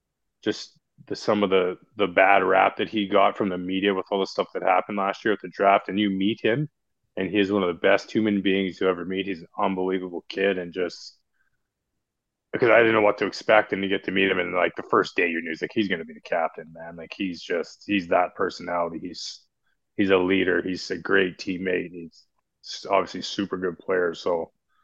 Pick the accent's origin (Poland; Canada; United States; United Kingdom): Canada; Williams Lake, British Columbia; I'm from Williams Lake.